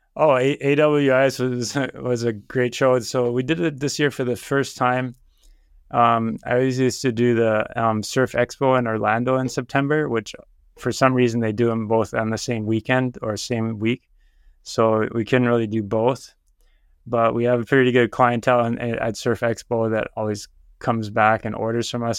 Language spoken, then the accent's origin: English; Germany; moved away as an adult; also born or lived in San Francisco, United States / Heidelberg, Germany / Berlin, Germany; now in Oahu, United States; I was born in San Francisco, and then when I was three years old, we moved to Germany. My parents are both German, and then we lived in Heidelberg for a while, then Berlin